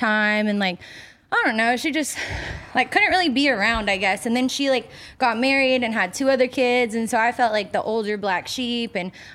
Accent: East Tennessee, United States; now in Los Angeles, United States; born and raised in Tennessee

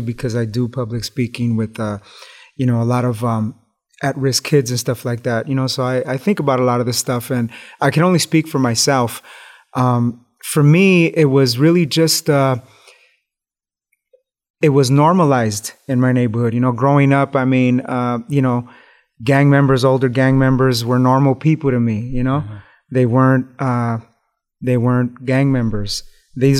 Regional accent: Los Angeles, California, United States; growing up in East Los Angeles in the hood

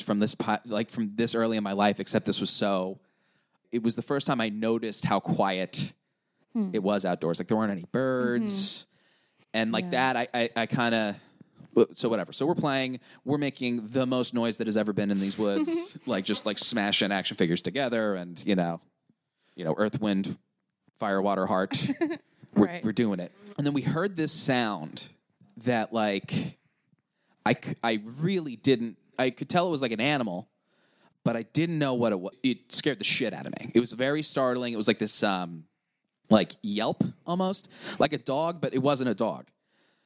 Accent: Long Island, New York, United States; moved away as an adult; now in Philadelphia, United States; We are from Long Island, so we are very much a trashy beach people

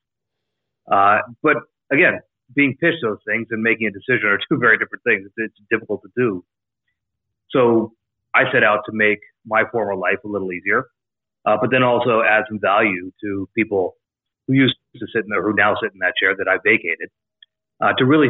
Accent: College Station, Texas, United States; moved away; also born or lived in Jacksonville; I grew up in College Station, Texas, home of Texas A&M

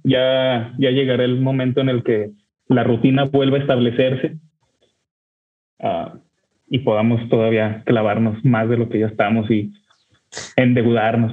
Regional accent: Torreón, Coahuila, Mexico; now in Monterrey, Mexico; yo vivo en Monterrey, México, pero soy originario de Torreón

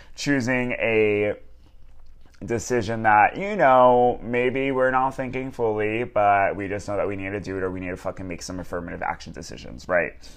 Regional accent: Long Island, New York, United States; moved away as an adult; now in Los Angeles, United States; We're from Long Island

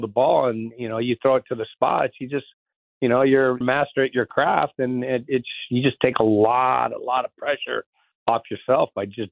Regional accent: San Diego, California, United States; I grew up surfing in San Diego

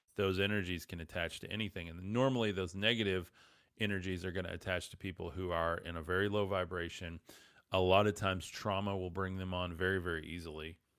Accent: West Texas, United States; I'm from West Texas

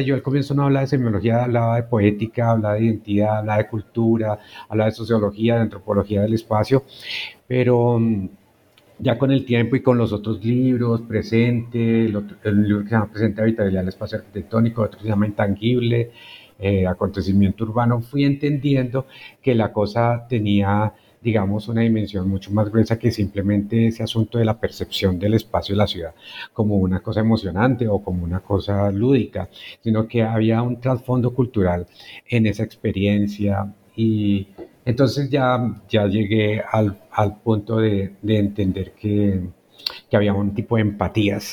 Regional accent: towns near Bogotá, Cundinamarca, Colombia; moved away as an adult; also born or lived in Guasca / Facatativá; no soy bogotano yo llegué a Bogotá para estudiar arquitectura. Entonces mi niñez y la juventud la pasé en otros pueblos cercanos, en Huasca, Cuetenamarca, en Facatativá

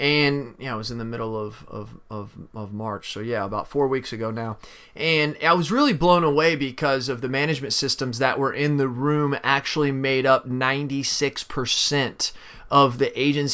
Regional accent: St. Louis area, Missouri, United States; right outside of my hometown there

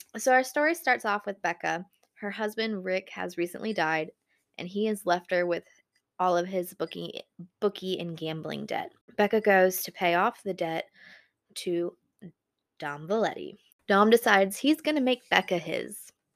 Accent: Buffalo, New York, United States; I'm from Buffalo, New York

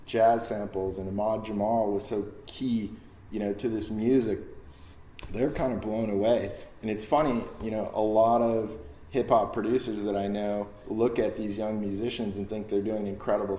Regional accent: Buffalo, New York, United States; growing up in Buffalo

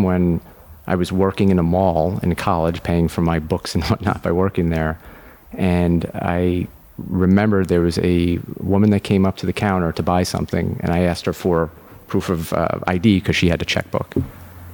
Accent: Long Island, New York, United States; Born and bred in New York. I grew up on Long Island.

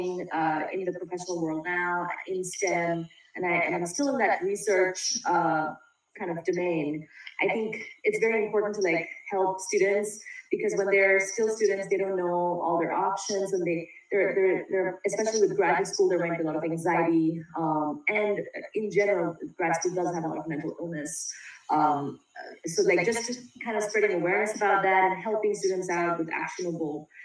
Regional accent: India; moved away as an adult; now in United States; I came over from India to go to college here.

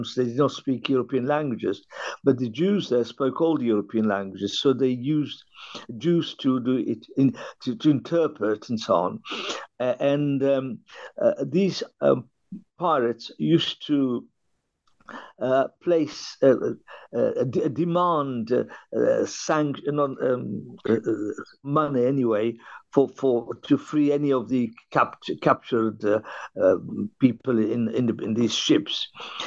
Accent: Benghazi, Cyrenaica, Libya; now in London, United Kingdom; I was born in Libya, and the town was Benghazi

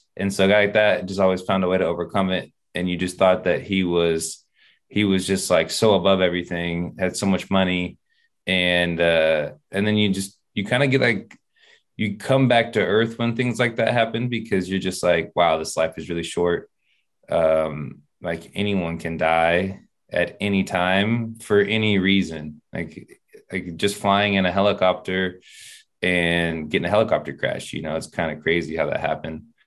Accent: Sacramento, California, United States; I'm from Sacramento, so we had the Kings out there

